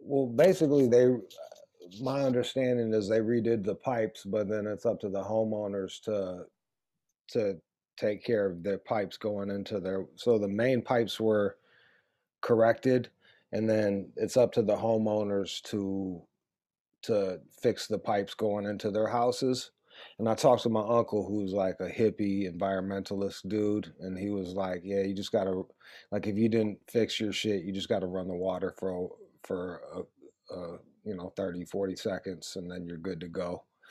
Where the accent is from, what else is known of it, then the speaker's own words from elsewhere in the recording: Pontiac, Michigan, United States; I grew up outside of Detroit, like 20 miles. Detroit's Metro Detroit, like within a 50, 60 mile radius around there. It's all factory towns. It's peppered with factory towns. And I was born in a factory town called Pontiac, 20 miles north of Detroit.